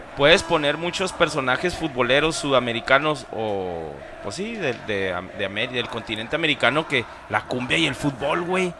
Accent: Ciudad Juárez, Chihuahua, Mexico; como mexicanos y como juarenses

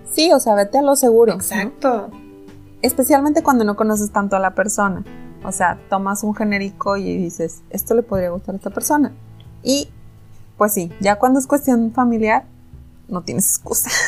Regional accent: Mexico; somos mexicanos

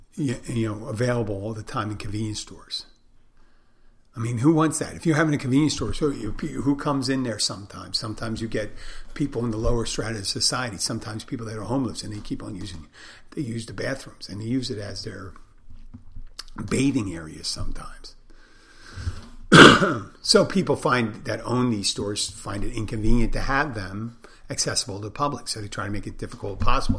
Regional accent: Philadelphia, Pennsylvania, United States; I'm from there

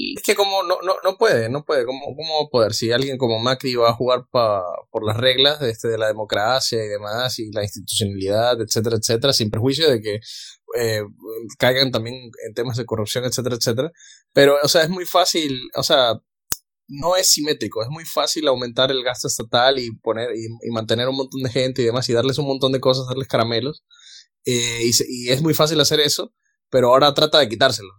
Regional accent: Venezuela; yo soy venezolano

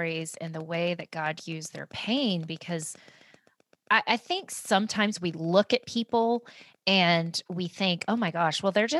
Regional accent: Oklahoma, United States; Cause I originally from Oklahoma, I grew up in Tornado Alley

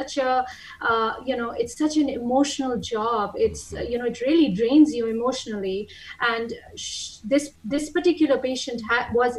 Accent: Pakistan; moved away as an adult; now in United States; I've been in the United States since 2006, off and on, even before that. And I'm originally from Pakistan

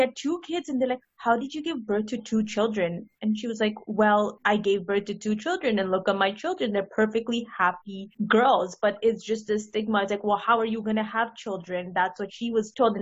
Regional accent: India; my family's Indian, so I'm from India.

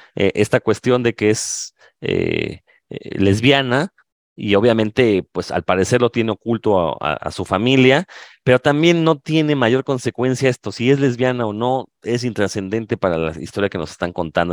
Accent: Mexico

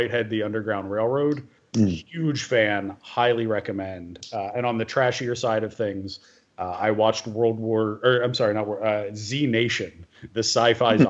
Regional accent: United States; as an American Jew

